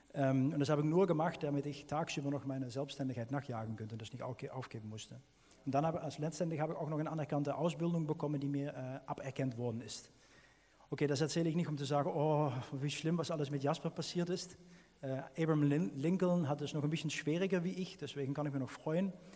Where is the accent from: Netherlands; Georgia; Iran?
Netherlands; German is a second language; now in Germany; als Niederländer